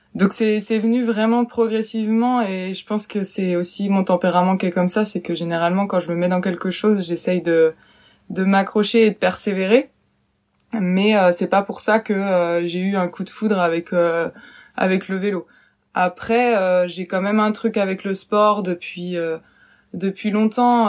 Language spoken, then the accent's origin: French; western France, France; now in Angers, France; je suis originaire plutôt de l'ouest de la France